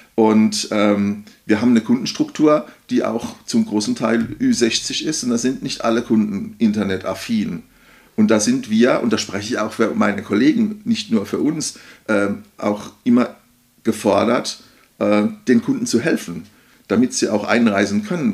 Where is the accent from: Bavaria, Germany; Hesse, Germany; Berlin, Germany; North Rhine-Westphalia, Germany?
Hesse, Germany; Odenwald; ich komme aus dem Bodenwald